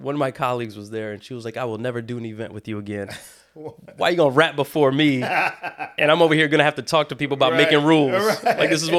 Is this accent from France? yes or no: no; Brazil; They do know I'm from Brazil. I say it all the time.